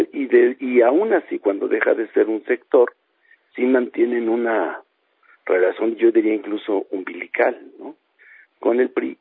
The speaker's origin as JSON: {"language": "Spanish", "town": "San Mateo", "country": "Mexico", "tie": "born or raised there", "moved": "yes", "said": "en mi pueblo allá en San Mateo"}